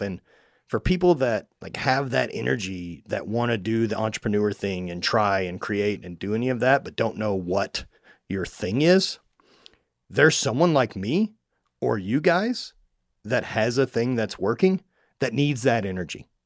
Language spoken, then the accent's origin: English; Louisiana, United States; I grew up in Louisiana, like hunting alligators